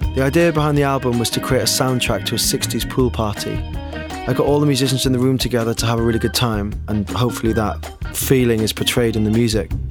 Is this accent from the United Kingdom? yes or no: yes; Neath, Wales, United Kingdom; moved away as an adult; now in London, United Kingdom; I grew up in Neath in Wales